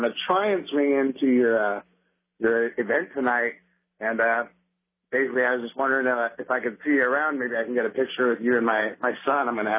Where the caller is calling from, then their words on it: McMinnville, Oregon, United States; I actually wanted to call to let you know I'm driving out from McMinnville today because I'm actually registered in Clackamas County.